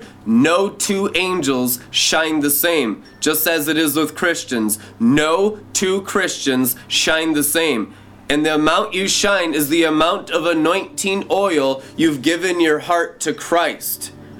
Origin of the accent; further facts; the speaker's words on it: Seattle, Washington, United States; also born or lived in California / Montana / Minnesota; growing up in Seattle, Washington, growing up in California, growing up in Montana, and growing up in Minnesota, the main places where I grew up